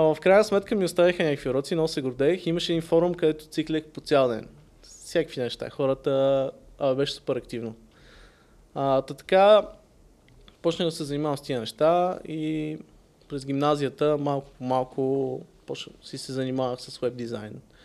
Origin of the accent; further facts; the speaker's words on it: Sofia, Sofia City, Bulgaria; also born or lived in Varna; роден съм в София, майка ми е от Варна, съответно съм израснал половината време тук, половината във Варна.